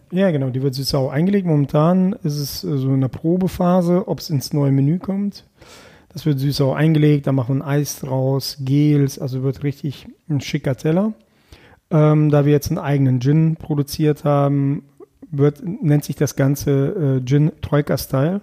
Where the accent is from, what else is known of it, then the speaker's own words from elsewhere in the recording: Erkelenz, North Rhine-Westphalia, Germany; also born or lived in Krasnoyarsk, Russia / Kazakhstan; Erkelenz ist etwas, ja, das ist meine Heimat. Auch wenn ich gebürtig woanders herkomme, ist es trotzdem meine Heimat.